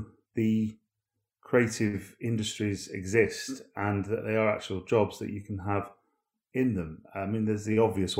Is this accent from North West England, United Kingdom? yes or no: yes; Manchester, North West England, United Kingdom; I was brought up in Manchester